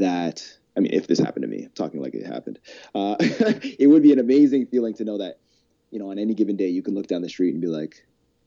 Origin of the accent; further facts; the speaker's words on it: Calgary, Alberta, Canada; My hidden Calgary gem. When I lived here my whole life